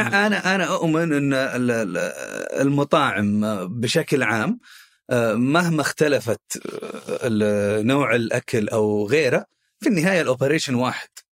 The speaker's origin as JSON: {"language": "Arabic", "town": "Khobar", "region": "Eastern Province", "country": "Saudi Arabia", "tie": "born or raised there", "said": "احنا من اهل الشرقيه اول شيء انا من آه، مواليد وسكان الخبر"}